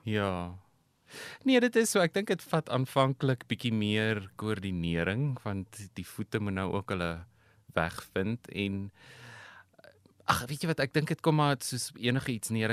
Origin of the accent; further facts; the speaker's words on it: Pretoria, Gauteng, South Africa; also born or lived in United States; Ek is in Pretoria gebore. Inteendeel, ek bly nog steeds in dieselfde huis as waar in my ouers my as 'n babatjie ingedra